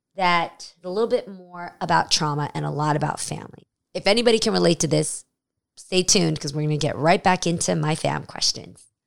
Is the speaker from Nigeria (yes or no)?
no; United States; being Asian American